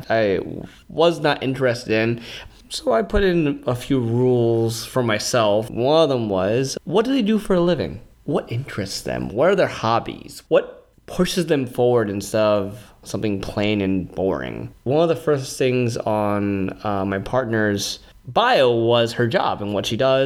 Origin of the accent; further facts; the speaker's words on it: New York, United States; I'm from New York most of my life. Like I'm from Bed-Stuy